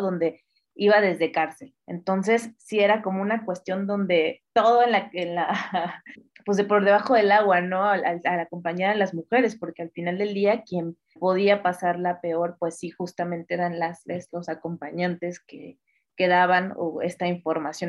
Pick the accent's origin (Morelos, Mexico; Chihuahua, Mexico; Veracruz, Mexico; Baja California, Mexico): Veracruz, Mexico; northern; also born or lived in Mexico City, Mexico; yo nací en la Ciudad de México, pero eh, justo por temas familiares tuvimos que mudarnos al norte del estado de Veracruz